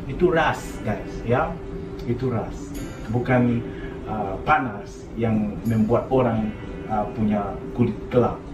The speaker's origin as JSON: {"language": "Indonesian", "town": "Lusaka", "region": "Lusaka Province", "country": "Zambia", "second_language": "Indonesian", "said": "di Zambia ibu kota kabupaten ah, provinsi adalah Lusaka jadi aku dari Lusaka kita pakai bahasa Nyanja ada juga bahasa Pemba itu dua bahasa yang sering digunakan di sana tapi bahasa resmi di sana bahasa Inggris"}